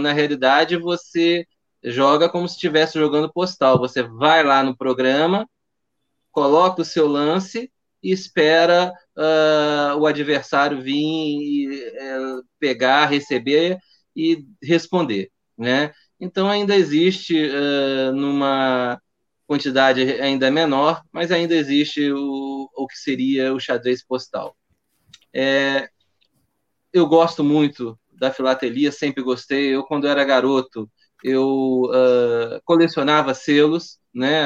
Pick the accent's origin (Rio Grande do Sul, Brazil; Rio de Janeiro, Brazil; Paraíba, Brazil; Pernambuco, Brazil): Rio de Janeiro, Brazil; sou carioca